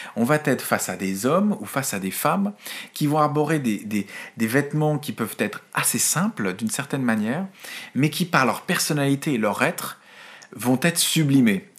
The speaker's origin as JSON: {"language": "French", "country": "France", "said": "chez nous en France"}